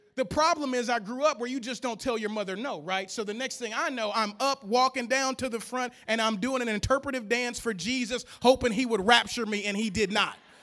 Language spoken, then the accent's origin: English; Louisiana, United States; I'm from Louisiana